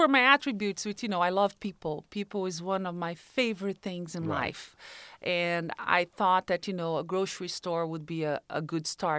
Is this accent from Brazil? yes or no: yes; Brazil; English is a second language; moved away as an adult; now in United States; I was born in Brazil, moved to the United States in 1999.